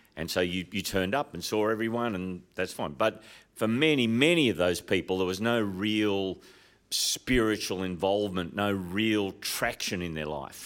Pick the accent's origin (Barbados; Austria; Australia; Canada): Australia; Sydney, New South Wales; I'm from Sydney